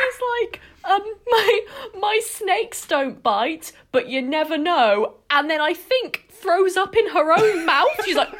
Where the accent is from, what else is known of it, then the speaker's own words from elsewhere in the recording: West Midlands, United Kingdom; I'm also from the West Midlands.